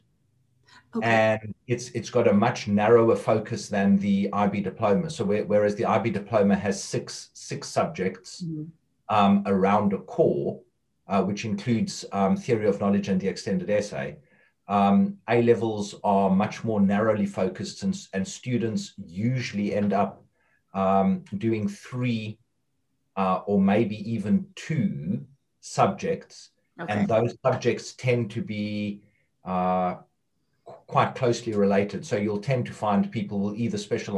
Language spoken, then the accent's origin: English; South Africa; moved away as an adult; now in England, United Kingdom; I'm originally from South Africa, but I wasn't a librarian in South Africa. I was a teacher. I came across to England to teach